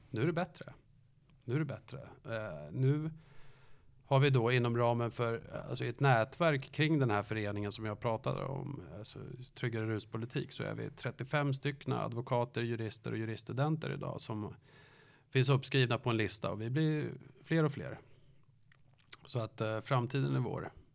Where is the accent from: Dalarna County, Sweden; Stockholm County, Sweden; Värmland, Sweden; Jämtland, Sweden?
Stockholm County, Sweden; Danderyd; Jag är från Danderyd